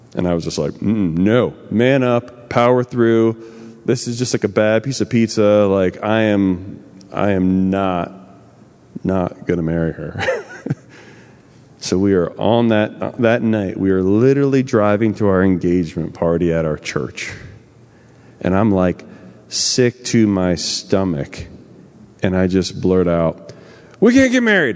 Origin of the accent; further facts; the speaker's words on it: New Jersey, United States; I'm from New Jersey.